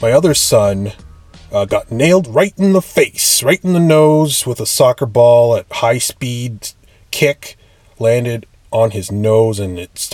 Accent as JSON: {"language": "English", "country": "Canada", "said": "I'm Canadian. It's a lot different here"}